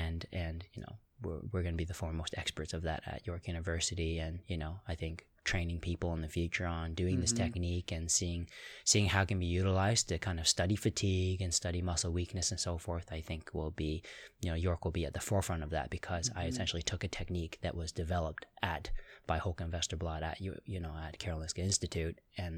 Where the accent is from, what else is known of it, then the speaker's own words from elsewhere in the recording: Toronto, Ontario, Canada; Toronto originally